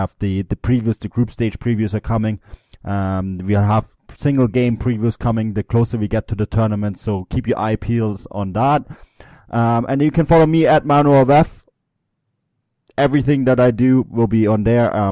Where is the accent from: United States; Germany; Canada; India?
Germany; You heard it here first from a German.